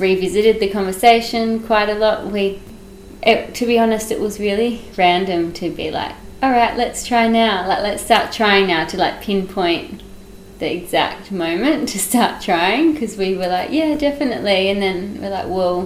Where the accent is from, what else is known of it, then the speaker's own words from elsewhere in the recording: Western Australia, Australia; now in Yarra Valley, Australia; we live in the Yarra Valley. My partner's in winemaking, and we're originally from Western Australia.